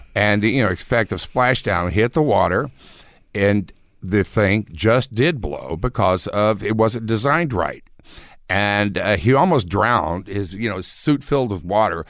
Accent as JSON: {"language": "English", "town": "Houston", "region": "Texas", "country": "United States", "tie": "born or raised there", "moved": "yes", "said": "I grew up in Houston, which is Space City."}